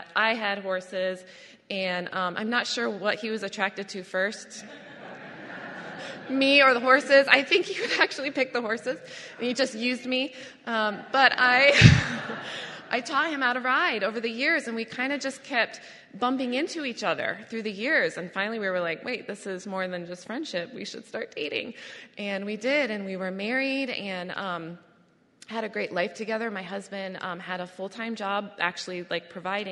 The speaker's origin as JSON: {"language": "English", "area": "Adirondack Park", "region": "upstate New York", "country": "United States", "tie": "born or raised there", "said": "I grew up in the Adirondack Park, which is in upstate New York"}